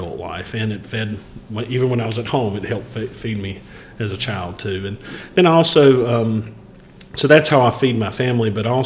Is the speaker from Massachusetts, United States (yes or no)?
no; Wadesboro, North Carolina, United States; moved away as an adult; also born or lived in Union County, North Carolina / Chapel Hill, North Carolina; I was actually born and raised in Anson County and moved to Union County in 2000 when I graduated Chapel Hill